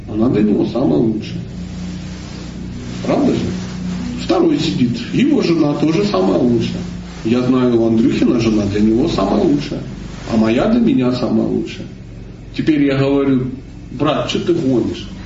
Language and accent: Russian; Kalmykia, Russia; born there; Я родился в Калмыкии, у меня дедушка буддист, бабушка буддист, кот буддист, все буддисты.